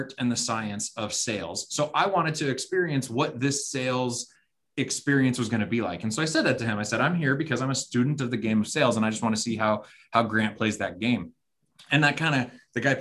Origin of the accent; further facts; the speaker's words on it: Arizona, United States; we're from Arizona